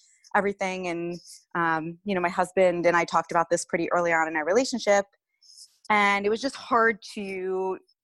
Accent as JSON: {"language": "English", "town": "Cincinnati", "region": "Ohio", "country": "United States", "moved": "as an adult", "lives_now": "Yardley, United States", "said": "I'm from Cincinnati, Ohio"}